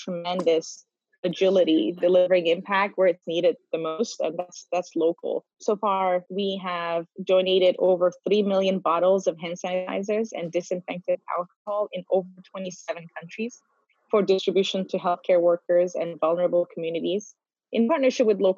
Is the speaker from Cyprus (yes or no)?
yes; North Cyprus, Cyprus; moved away; I am born and raised in North Cyprus.